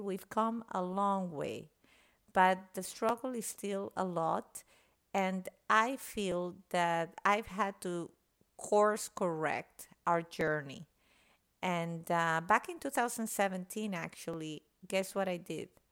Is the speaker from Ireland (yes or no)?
no; Venezuela; moved away as an adult; now in United States; I was born and raised in Venezuela